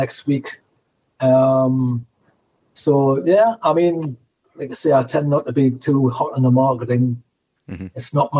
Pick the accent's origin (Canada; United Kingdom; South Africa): United Kingdom; Newcastle upon Tyne, North East England; You know, the tour manager was from my hometown anyway, Colin Hart.